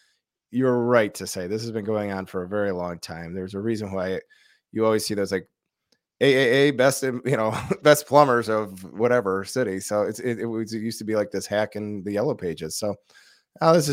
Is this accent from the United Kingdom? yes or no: no; Detroit, Michigan, United States; moved away; also born or lived in Chicago; I grew up in Detroit